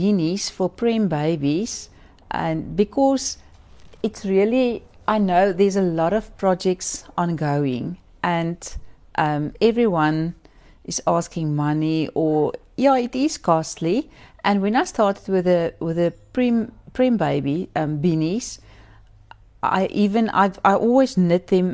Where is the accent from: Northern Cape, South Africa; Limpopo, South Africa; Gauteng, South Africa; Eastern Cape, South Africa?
Eastern Cape, South Africa; Port Elizabeth; I'm from Port Elizabeth.